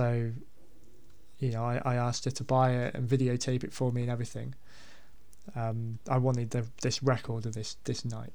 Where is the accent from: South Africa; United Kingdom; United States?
United Kingdom; Basingstoke, South East England; I grew up in Basingstoke